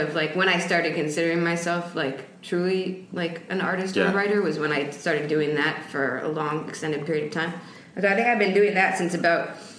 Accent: Westchester, New York, United States; also born or lived in Venezuela; I'm from New York, actually.

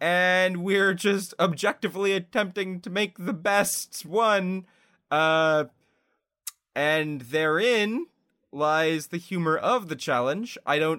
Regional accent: Canada

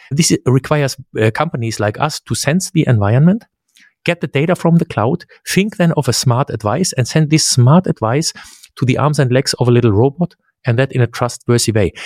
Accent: Central Germany, Germany; English is a second language; grew up in central Germany.

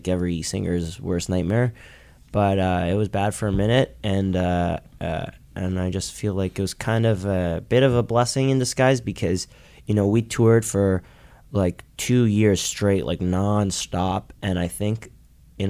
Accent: Toronto, Ontario, Canada; We're from Toronto.

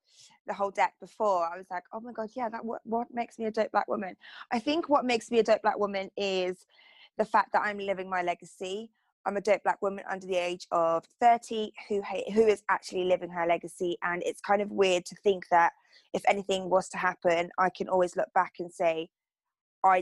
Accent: Torquay, South West England, United Kingdom; I grew up in Torquay

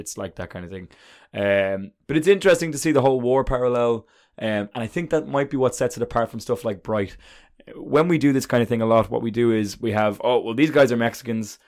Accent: Ireland; I'm an Irishman

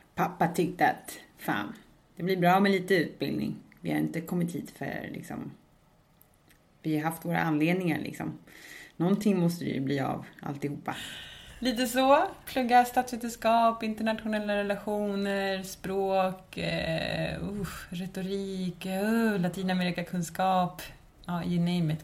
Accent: Märsta, Stockholm County, Sweden; born or raised there; moved away as an adult; also born or lived in Chile / Södermalm, Stockholm; now in Malmö, Sweden

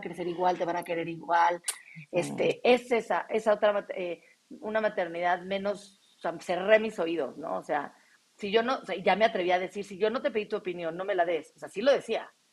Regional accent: Mexico; aquí, en mi país

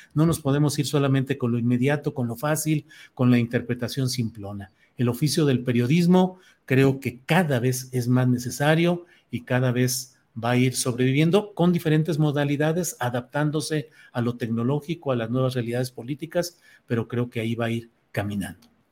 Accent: Torreón, Coahuila, Mexico; moved away; also born or lived in San Luis Potosí; yo nací en Torreón, ahí crecí

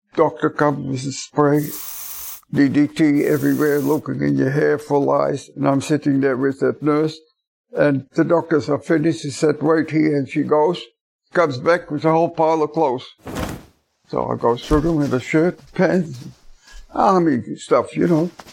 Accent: Netherlands; moved away; from Holland

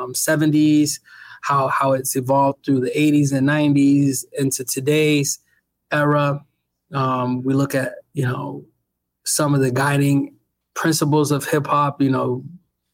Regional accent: Boston, Massachusetts, United States; moved away as an adult; now in Pennsylvania, United States; I'm from Mission Hill, Mission Park area of Roxbury. I had a fantastic upbringing there in inner city Boston

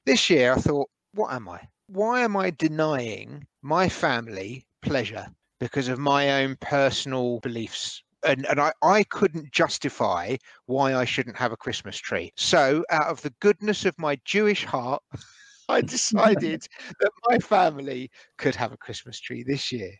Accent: Edgware, London, United Kingdom; growing up in Edgware

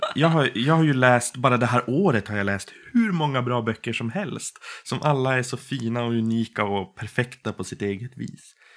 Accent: Boden, Norrbotten County, Sweden; now in Umeå, Sweden; Jag kommer ursprungligen från Boden i Norrbotten

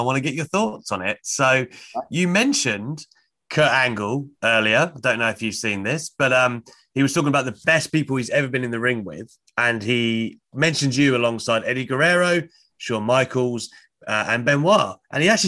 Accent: United Kingdom; I'm obviously a Brit

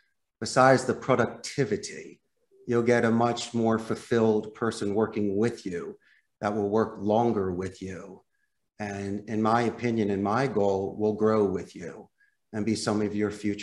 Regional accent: Philadelphia, Pennsylvania, United States; moved away as an adult; also born or lived in Arizona / Costa Rica; When I was growing up in Northeast Philadelphia

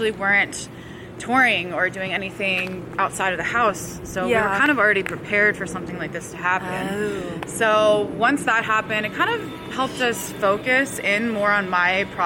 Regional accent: Jersey Shore, New Jersey, United States; also born or lived in Nashville; now in Los Angeles, United States; I grew up on the Jersey Shore, about like 20 minutes north of where they filmed the show.

